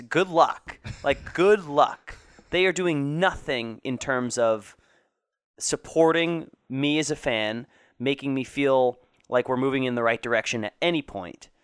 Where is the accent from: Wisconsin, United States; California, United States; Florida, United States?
Florida, United States; moved away; Irma didn't do too much damage to my hometown